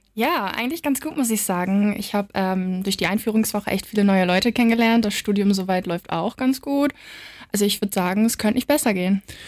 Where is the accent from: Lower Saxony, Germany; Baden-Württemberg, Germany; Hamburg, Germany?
Lower Saxony, Germany; Wiesmoor; moved away as an adult; now in Wilhelmshaven, Germany; aus Wismar. Das ist so 30 Minuten mit dem Auto von hier